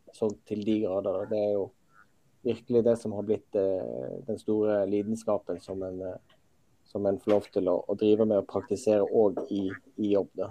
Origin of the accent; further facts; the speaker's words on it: Western Norway, Norway; jeg er jo uh, født og oppvokst på Vestlandet.